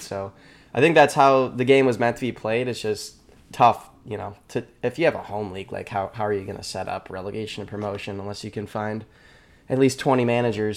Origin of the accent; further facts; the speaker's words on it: Rochester, New York, United States; now in Boston, United States; I'm in Boston right now, originally from, from Rochester, New York area.